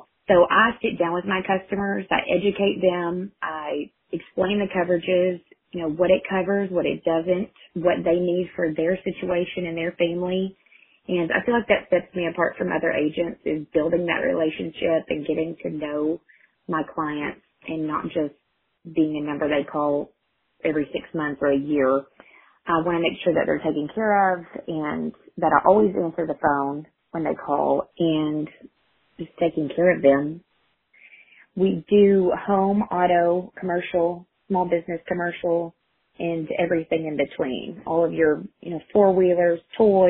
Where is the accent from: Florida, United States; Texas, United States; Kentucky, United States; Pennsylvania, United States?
Texas, United States; Clifton; also born or lived in Hamilton, Texas / Waco, Texas; I was actually born in Hamilton, but I grew up in Clifton. I went to school, kindergarten through 12th grade here